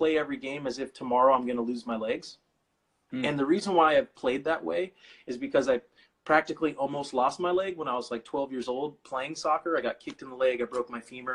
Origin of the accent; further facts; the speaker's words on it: Bakersfield, California, United States; I was born and raised in Bakersfield